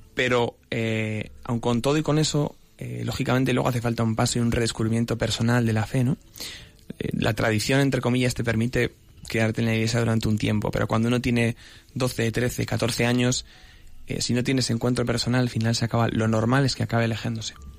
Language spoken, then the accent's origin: Spanish; Salamanca, Castile and León, Spain; moved away as an adult; now in Madrid, Spain; soy natural de Salamanca, que es una tierra preciosa, pero llevo ya unos cuantos aquí afincado en Madrid